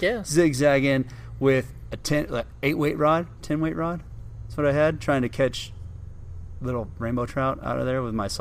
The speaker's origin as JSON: {"language": "English", "town": "South Padre Island", "region": "Texas", "country": "United States", "tie": "born or raised there", "said": "I grew up on the Texas coast down South Padre Island, and wade fishing, never did any freshwater fishing at all."}